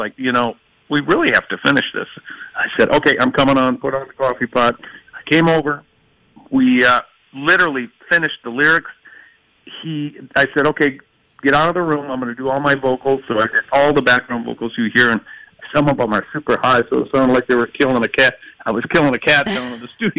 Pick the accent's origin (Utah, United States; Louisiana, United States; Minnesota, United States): Minnesota, United States; Minneapolis; we're kicking it off right here in my hometown